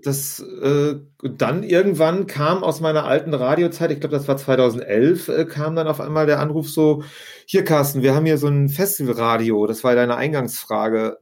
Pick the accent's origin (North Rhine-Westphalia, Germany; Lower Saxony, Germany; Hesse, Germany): North Rhine-Westphalia, Germany; Vreden; moved away as an adult; also born or lived in Barcelona; now in Münster, Germany; eigentlich bin ich äh, in einem kleinen äh, Örtchen namens Frieden direkt an der holländischen Grenze geboren